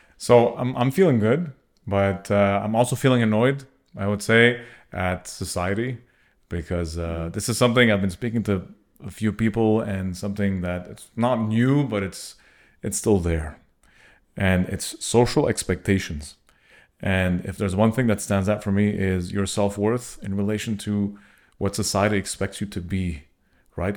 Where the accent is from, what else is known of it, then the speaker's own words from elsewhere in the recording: Montreal, Quebec, Canada; we are from Montreal.